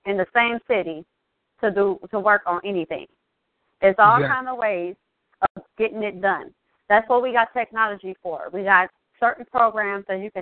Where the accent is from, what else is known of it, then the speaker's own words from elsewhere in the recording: Southeast Wisconsin, United States; I see somebody in from my hometown or from my home state, from Southeast Wisconsin